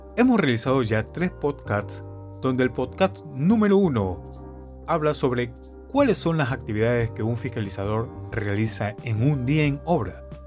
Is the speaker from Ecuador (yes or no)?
yes; Guayaquil, Guayas, Ecuador; soy de Ecuador, de la ciudad de Guayaquil